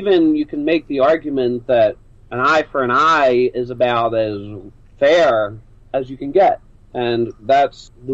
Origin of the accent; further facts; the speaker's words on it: Philadelphia, Pennsylvania, United States; also born or lived in near St. Louis; now in St. Louis area, United States; I'm originally from Philadelphia, Pennsylvania. I settled out here near St. Louis